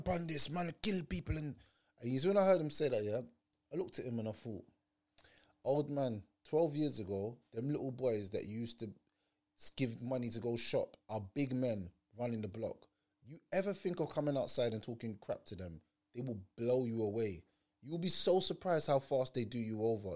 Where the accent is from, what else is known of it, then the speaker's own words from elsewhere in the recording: Jamaica; now in London, United Kingdom; I'm Jamaican